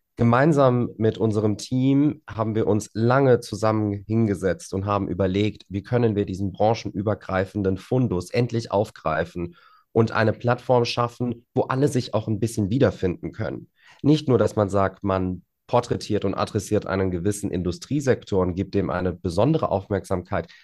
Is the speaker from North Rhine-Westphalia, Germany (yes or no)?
no; Frankfurt am Main, Hesse, Germany; Frankfurt ist meine Heimat, das stimmt. Natürlich habe ich da auch einen kleinen Heimvorteil, weil ich die Stadt ganz gut kenne und äh, was heißt ganz gut, ich kenne sie sehr gut, sollte ich auch, nachdem ich hier meine gesamte Kindheit und Jugend verbracht habe